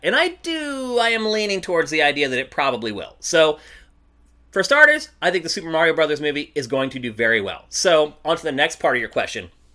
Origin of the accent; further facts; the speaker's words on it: Philadelphia, Pennsylvania, United States; now in Los Angeles, United States; I'm from Philly